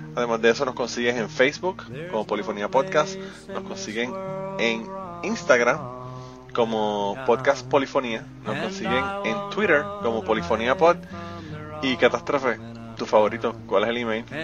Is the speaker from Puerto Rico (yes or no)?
yes; Puerto Rico; soy boricua.